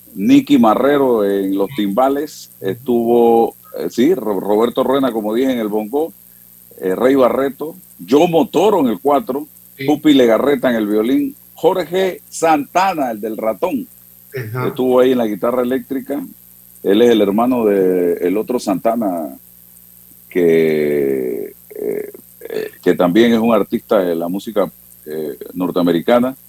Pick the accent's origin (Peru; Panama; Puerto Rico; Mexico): Panama; cómo somos los panameños